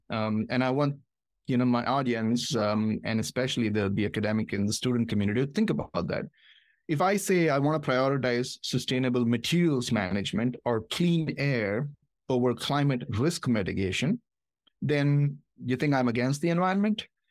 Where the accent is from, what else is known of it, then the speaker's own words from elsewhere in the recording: Hyderabad, Telangana, India; moved away as an adult; also born or lived in Michigan, United States / Ohio, United States; now in United States; I was born in Hyderabad, India, came here for my master's.